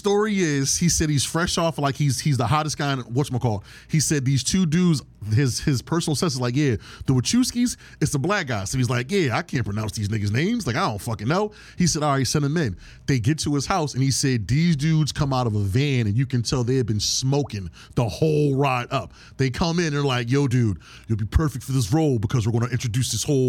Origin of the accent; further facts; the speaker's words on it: Philadelphia, Pennsylvania, United States; Oh, we're from Philly.